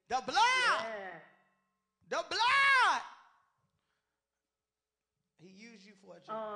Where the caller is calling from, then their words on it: Pittsburgh, Pennsylvania, United States; I'm coming from Pittsburgh, Pennsylvania.